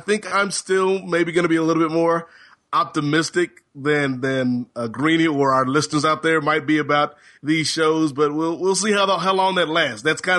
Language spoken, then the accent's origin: English; Virginia, United States; when I was growing up in Hampton Roads, Virginia, as a young black youth, when I would go over my Caucasian friend's house and find out about Sunday Delight, because we didn't know about such things where I stayed.